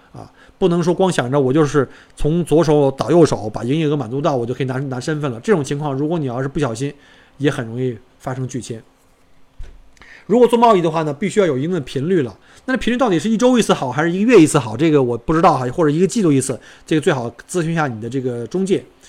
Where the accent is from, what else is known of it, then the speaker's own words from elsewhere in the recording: China; moved away as an adult; now in Australia; 当时就只有我一个中国人